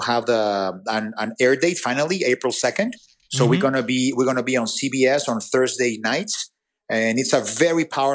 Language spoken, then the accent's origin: English; Mexico; English is a second language; I'm from Mexico or that I speak with an accent